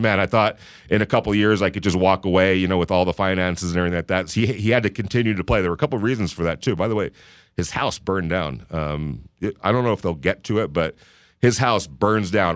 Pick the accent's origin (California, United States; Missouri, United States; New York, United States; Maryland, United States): California, United States; Los Angeles; growing up in Los Angeles for a, a while, up until, like, into my high school years